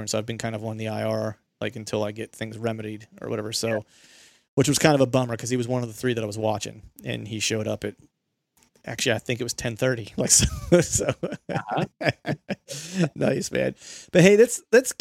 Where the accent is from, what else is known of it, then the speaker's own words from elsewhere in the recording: Bedford, Pennsylvania, United States; I grew up near Bedford, Pennsylvania